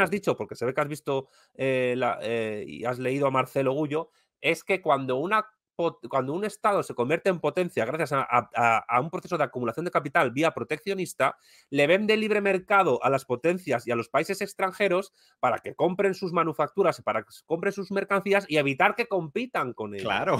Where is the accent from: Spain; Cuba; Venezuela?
Spain; que soy español